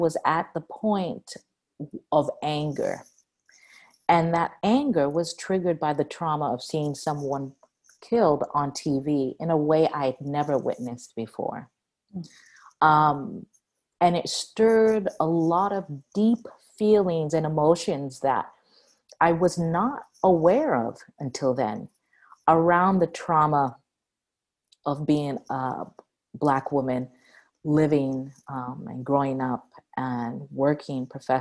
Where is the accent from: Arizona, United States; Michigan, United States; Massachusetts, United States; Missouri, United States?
Massachusetts, United States; Cambridge; I was born in Cambridge, Massachusetts